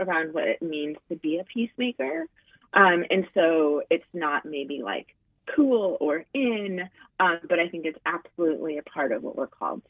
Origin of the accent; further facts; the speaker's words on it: Louisville, Kentucky, United States; Okay, I am originally from Louisville, Kentucky.